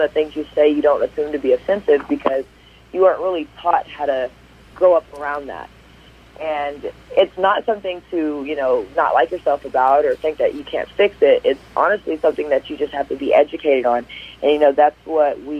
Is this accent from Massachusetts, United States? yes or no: no; Wichita Falls, Texas, United States; moved away as an adult; now in Bend, United States; I moved here from Texas, Wichita Falls to be correct, where I was born and raised